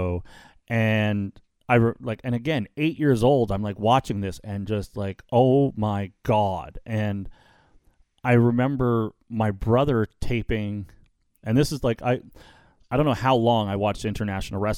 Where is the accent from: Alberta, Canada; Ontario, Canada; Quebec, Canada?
Ontario, Canada; Ottawa; now in Welland, Canada; I'm from the Ottawa area